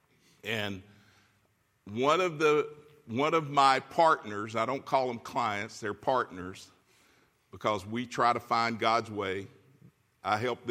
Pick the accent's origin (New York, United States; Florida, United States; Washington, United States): Florida, United States; moved away as an adult; now in California, United States; We're from Florida. We know hurricanes.